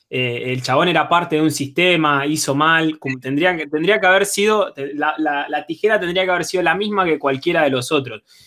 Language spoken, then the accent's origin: Spanish; General Roca, Río Negro, Argentina; now in Neuquén, Argentina; Yo nací en General, General Roca.